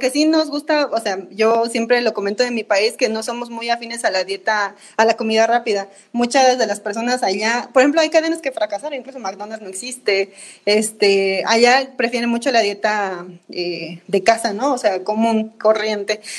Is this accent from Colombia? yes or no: no; Bolivia; now in Mexico; De Bolivia.